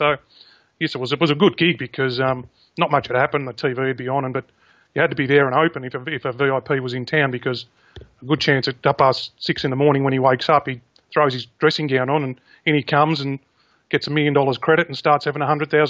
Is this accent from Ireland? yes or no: no; Caulfield, Victoria, Australia; there's a lot of racing people around that club and born and bred in Caulfield.